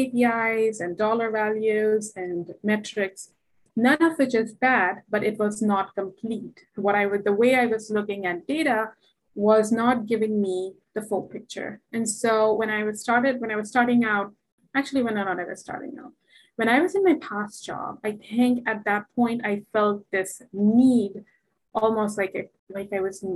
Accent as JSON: {"language": "English", "country": "India", "moved": "yes", "said": "as a Indian woman, South Asian woman"}